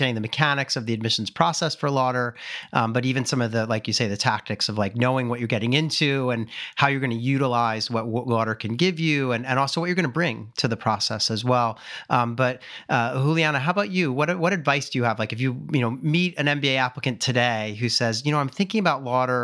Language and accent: English; Philadelphia, Pennsylvania, United States; I'm from Philly originally